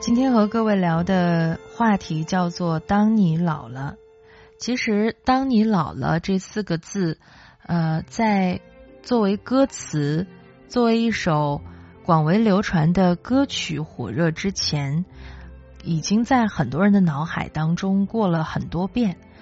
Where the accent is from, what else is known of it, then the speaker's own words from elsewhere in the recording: Chifeng, Inner Mongolia, China; now in Beijing, China; 从小就在中国的东北部长大，所以对于冬天时候下雪，其实我个人是有执念的